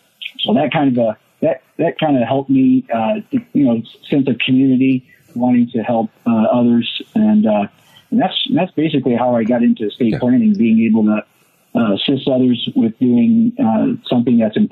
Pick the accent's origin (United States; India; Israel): United States; Wellington, Ohio; moved away; I grew up in the Midwest, so I'm from Ohio, and grew up in a small town called Wellington, about 5,000 people. Still was like that when I was there, and I think it still is. So it's one of those places that's outside of Cleveland.